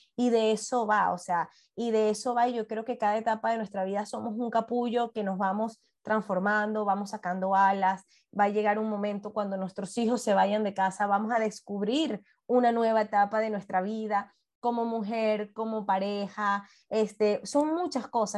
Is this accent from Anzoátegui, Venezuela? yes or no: yes; Puerto La Cruz, Anzoátegui, Venezuela; moved away; also born or lived in Caracas; yo soy de Puerto La Cruz